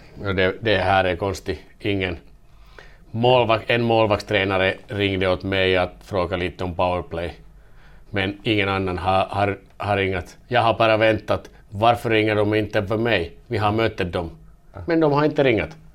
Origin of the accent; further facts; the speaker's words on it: Vaasa, Ostrobothnia, Finland; first language Finnish; Swedish is a second language; moved away as an adult; also born or lived in Kalix, Sweden / Kalmar, Sweden / Denmark; now in Gävle, Sweden; jag är modersmål som finska men, men jag visst kommer jag från Vasa, Vasa och det är tvåspråkig stan